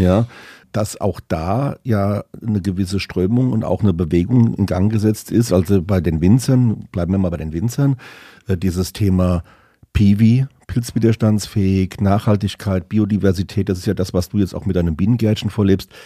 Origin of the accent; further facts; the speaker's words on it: Rheinhessen, Rhineland-Palatinate, Germany; bei uns in Rheinhessen